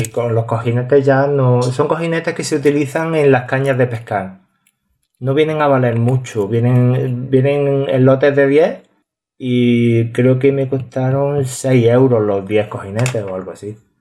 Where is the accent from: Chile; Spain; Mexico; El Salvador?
Spain; a village in Córdoba province, Andalusia; en Córdoba una de ellas. Así que eh, mi pueblo